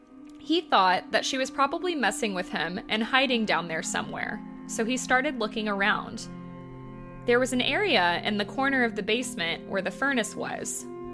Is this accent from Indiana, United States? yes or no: yes; Terre Haute, Indiana, United States; I grew up in Terre Haute, Indiana, in a haunted house.